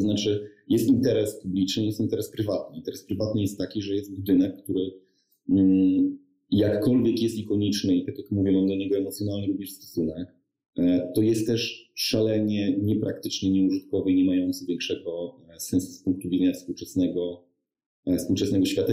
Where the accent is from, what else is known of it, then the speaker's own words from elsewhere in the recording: Lower Silesian Voivodeship, Poland; Ja pochodzę z Dolnego Śląska, studiowałem w Wrocławiu